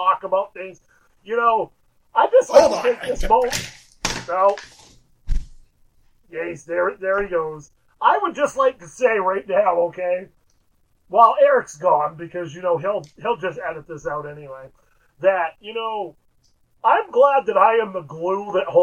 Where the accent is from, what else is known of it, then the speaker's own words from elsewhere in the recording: United States; we're from Amish country.